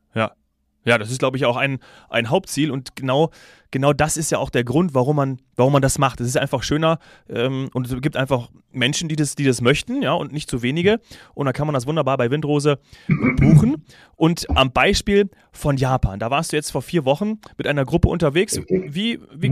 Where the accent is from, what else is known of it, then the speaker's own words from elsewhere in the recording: Munich, Bavaria, Germany; als Münchner hat mich das natürlich ein bisschen getroffen